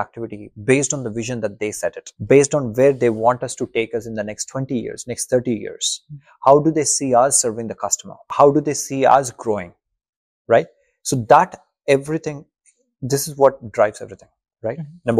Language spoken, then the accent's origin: English; India; first language Telugu; English is a second language; I would say, see, I grew up in Telugu medium. Mm-hmm. So, I never had an opportunity to speak in English.